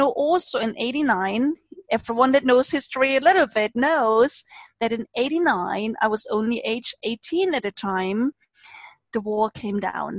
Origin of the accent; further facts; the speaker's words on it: eastern Germany, Germany; I grew up in Eastern Germany. So not just in Germany, but in Eastern Germany at the times when it was still a communist